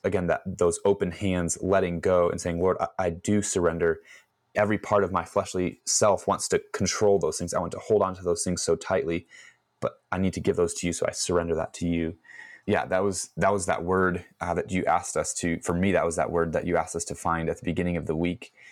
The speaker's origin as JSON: {"language": "English", "town": "Chicago", "region": "Illinois", "country": "United States", "tie": "born or raised there", "said": "I was born and raised in Chicago"}